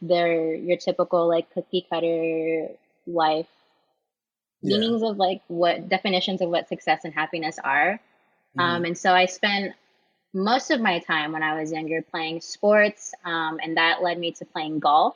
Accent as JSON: {"language": "English", "town": "San Diego", "region": "California", "country": "United States", "tie": "born or raised there", "moved": "as an adult", "said": "I'm born and raised in San Diego. And up until 2 years ago, that's where I just always was."}